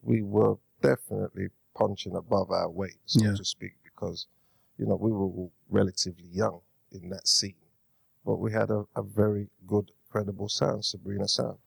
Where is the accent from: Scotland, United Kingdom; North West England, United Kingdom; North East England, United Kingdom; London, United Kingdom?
London, United Kingdom; Born and bred in Hackney